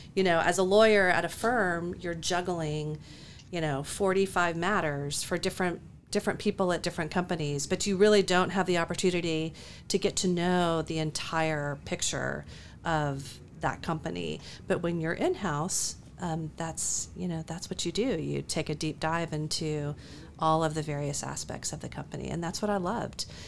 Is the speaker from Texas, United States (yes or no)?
yes; Dallas, Texas, United States; growing up in Dallas